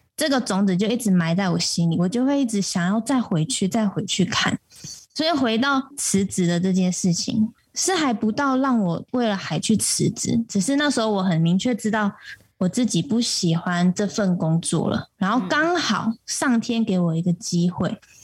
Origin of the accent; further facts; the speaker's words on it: Taipei, Taiwan; moved away as an adult; now in Taitung, Taiwan; 对，我是台北人，但现在算是新台东人。嗯。我把我的户籍迁到台东了